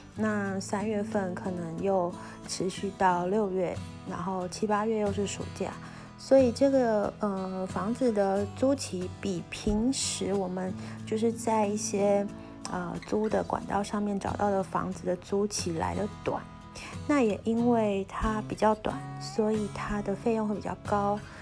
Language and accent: Chinese; Taiwan; moved away; 我是台湾人